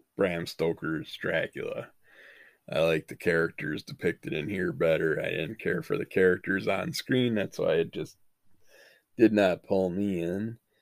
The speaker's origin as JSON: {"language": "English", "country": "United States", "tie": "born or raised there", "said": "we grew up in the United States"}